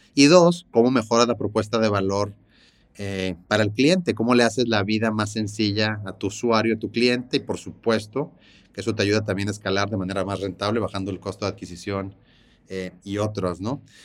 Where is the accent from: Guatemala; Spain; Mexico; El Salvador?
Mexico; Monterrey, Nuevo León; nací aquí en Monterrey.